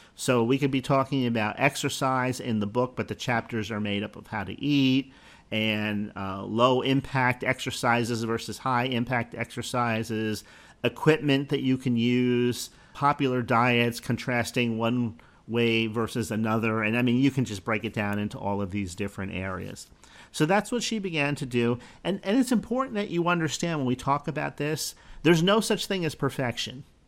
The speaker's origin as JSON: {"language": "English", "town": "Bradenton", "region": "Florida", "country": "United States", "tie": "born or raised there", "said": "my hometown, eh, of Bradenton, Florida"}